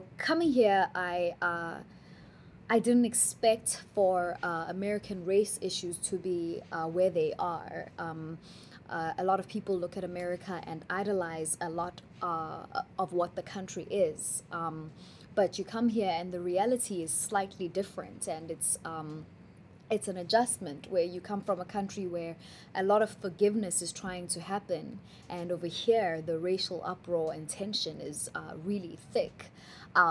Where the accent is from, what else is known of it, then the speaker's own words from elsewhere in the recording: Benoni, Gauteng, South Africa; now in Charlotte, United States; growing up in Johannesburg, South Africa, I grew up in a small town called Benoni